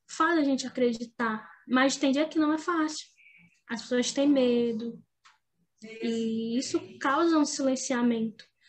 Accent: Grajaú, Maranhão, Brazil; Todo mundo sabia onde era a sua origem. Lá em Grajaú

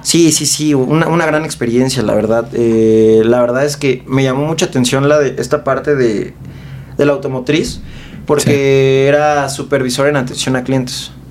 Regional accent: Mexico City, Mexico; yo soy de aquí de la Ciudad de México

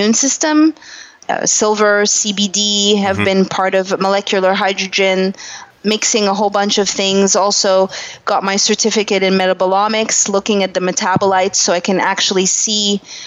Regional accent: Canada; moved away as an adult; also born or lived in Montreal; now in Los Angeles, United States; I'm a Canadian, and I moved to Los Angeles

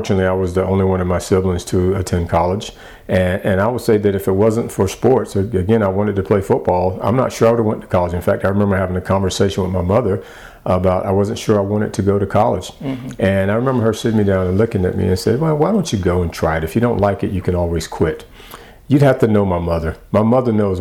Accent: the South, United States; growing up in the South

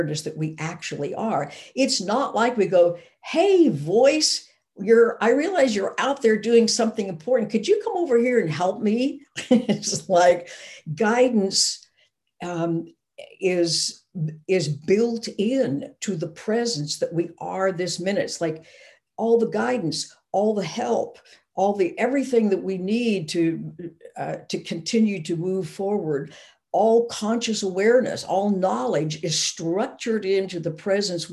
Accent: Arkansas, United States; I grew up in Arkansas

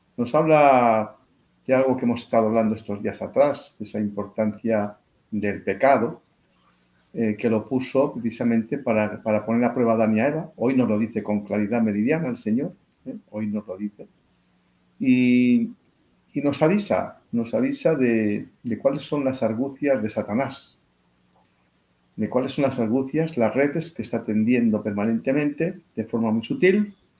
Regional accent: Spain; mi país

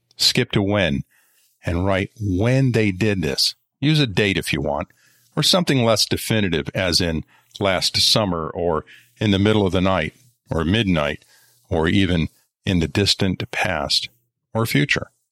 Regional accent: Colorado, United States; When I was growing up in Colorado, we lived in a relatively rural area

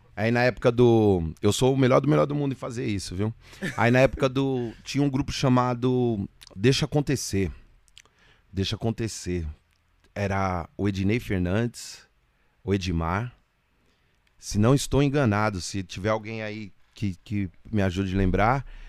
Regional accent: Guarulhos, São Paulo, Brazil; eu sou de Guarulhos

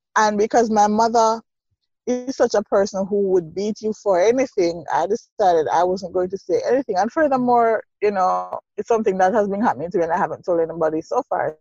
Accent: Saint Mary, Jamaica; also born or lived in Kingston, Jamaica; growing up in St. Mary, um, deep rural parish

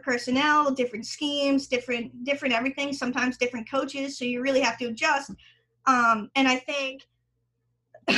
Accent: East Coast, United States; moved away as an adult; now in Colorado, United States; growing up on the East Coast and playing in the ACC

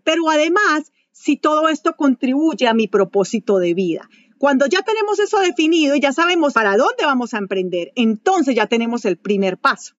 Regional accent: Manizales, Caldas, Colombia; moved away as an adult; also born or lived in Venezuela; fui gerente internacional de ventas para una compañía de Colombia, de Manizales, donde yo nací. Em, después de eso me trasladaron a Venezuela, por eso yo soy colombiana

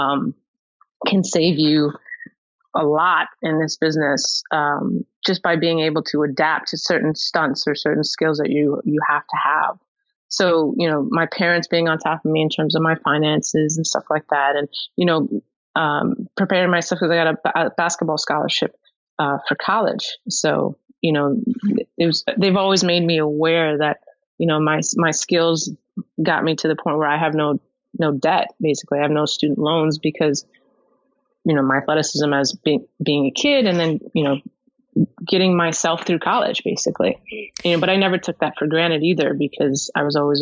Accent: Long Island, New York, United States; also born or lived in Manhattan, New York / Buffalo, New York; I was born in Manhattan, raised on Long Island

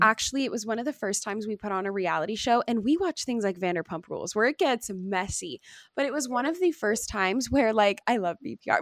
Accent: Long Beach, California, United States; I'm from Long Beach, like, I've been around a lot of diversity in my life

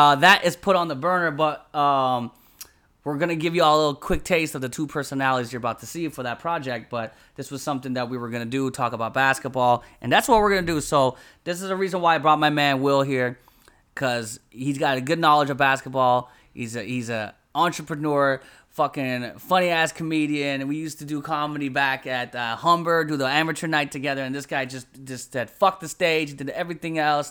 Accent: Philippines; I'm a Filipino. I married a Filipino girl

